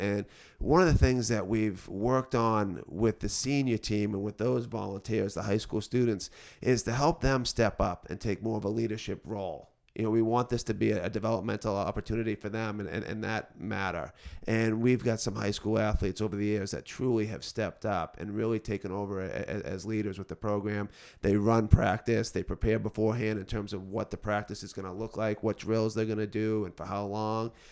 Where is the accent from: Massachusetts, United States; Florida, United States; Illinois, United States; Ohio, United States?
Massachusetts, United States; Beverly; also born or lived in Boston; now in North Andover, United States; I'm originally from the North Shore, grew up in Beverly